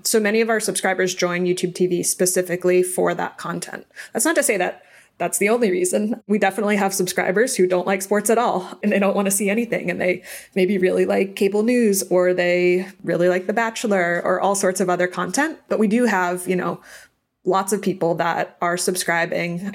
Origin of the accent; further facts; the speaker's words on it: Boston, Massachusetts, United States; now in California, United States; I grew up in Boston, so we are all diehard sports fans there.